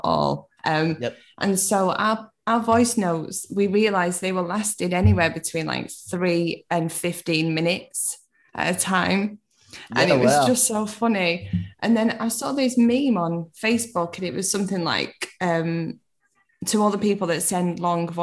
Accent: Manchester, North West England, United Kingdom; I'm from Manchester.

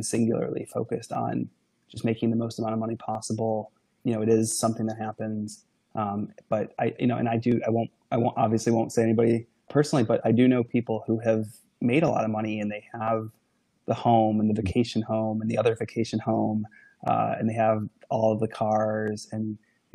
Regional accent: Niagara Falls, New York, United States; I grew up in the Niagara Falls, New York area of the country.

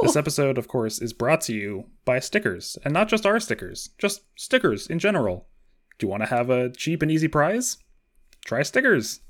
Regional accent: Washington, United States; I am also from Washington State

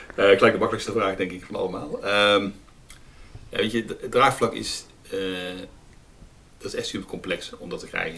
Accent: Terheijden, North Brabant, Netherlands; also born or lived in Nijmegen; in mijn geboortedorp

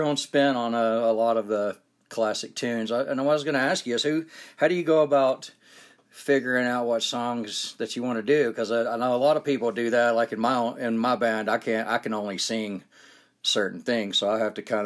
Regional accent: Georgia, United States; now in Utah, United States; I'm actually from Georgia, but I've lived in Utah quite a while now, about 15 years

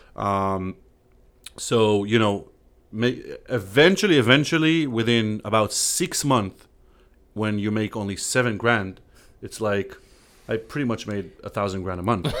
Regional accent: Israel; English is a second language; moved away as an adult; now in Savannah, United States; we're both from Israel.

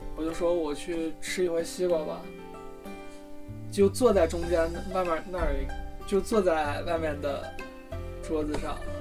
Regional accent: Shanxi, China; moved away as an adult; now in Beijing, China; 我是山西人

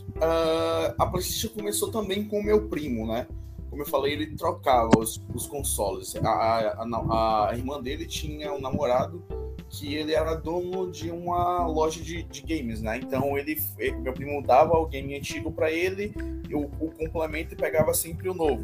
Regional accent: Salvador, Bahia, Brazil; Eu sou da Bahia, Salvador, Bahia, Brasil

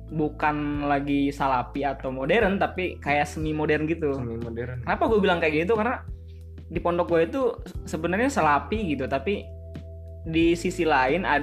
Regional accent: Pandeglang, Banten, Indonesia; Dan gue berasal dari Pandeglang, Banten.

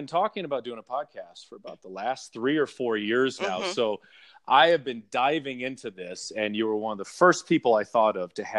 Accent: Southern California, United States; I grew up in Southern California.

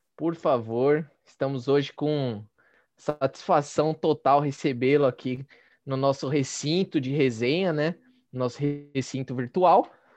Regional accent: São Paulo, Brazil; A gente é de São Paulo

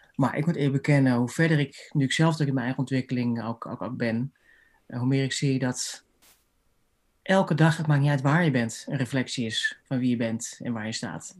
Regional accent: Haarlem, North Holland, Netherlands; also born or lived in Amsterdam; ik ben opgegroeid in Haarlem, gestudeerd in Amsterdam.

